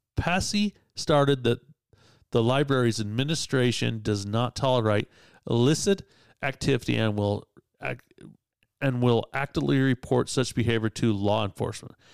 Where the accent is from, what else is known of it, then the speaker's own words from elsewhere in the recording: Utah, United States; I'm from Utah